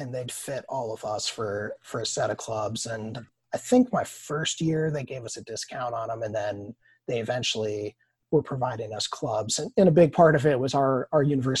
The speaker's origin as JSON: {"language": "English", "region": "Wisconsin", "country": "United States", "moved": "yes", "said": "I'm from Wisconsin originally"}